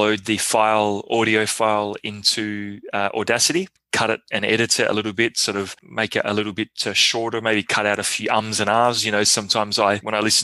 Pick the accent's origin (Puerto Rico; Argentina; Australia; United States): Australia; now in Montreal, Canada; I'm Aussie